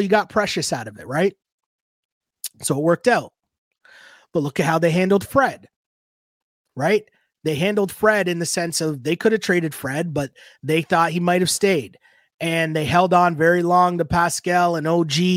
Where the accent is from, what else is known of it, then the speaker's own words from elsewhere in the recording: Toronto, Ontario, Canada; I'm from Toronto, grew up in Toronto, born and raised